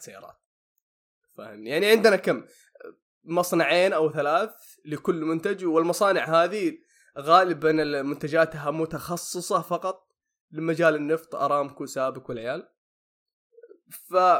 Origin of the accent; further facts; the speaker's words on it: Saudi Arabia; عندنا هنا في السعوديه